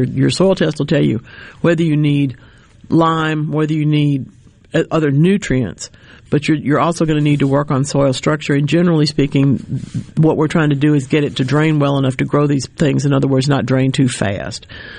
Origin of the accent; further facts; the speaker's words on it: Mississippi, United States; I was raised in South Rankin County in a farming family.